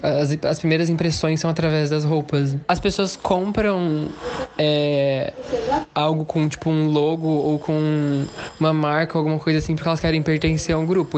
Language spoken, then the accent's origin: Portuguese; São Paulo, Brazil; also born or lived in Minas Gerais; eu ter nascido lá, mas me mudado muito nova para São Paulo